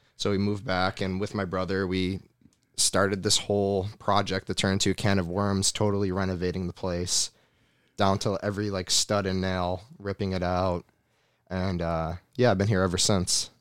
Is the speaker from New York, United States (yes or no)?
yes; New York, United States; moved away as an adult; I'm back in my mom's house. I'm back in my hometown